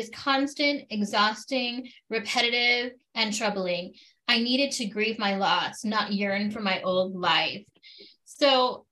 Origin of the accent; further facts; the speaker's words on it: Arizona, United States; I'm an Arizona born and raised gal.